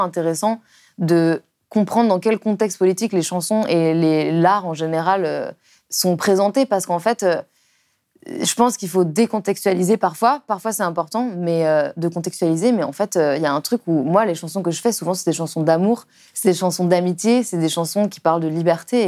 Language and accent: French; Lyon, Auvergne-Rhône-Alpes, France; now in Paris, France; quand j'étais enfant à Lyon, enfin en banlieue lyonnaise